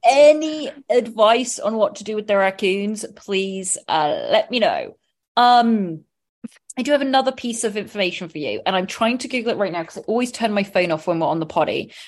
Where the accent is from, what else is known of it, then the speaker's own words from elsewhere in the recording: England, United Kingdom; I'm from England